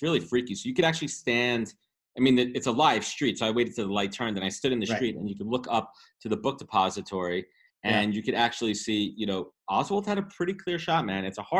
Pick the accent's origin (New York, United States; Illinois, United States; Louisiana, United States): New York, United States; I'm a New Yorker, man.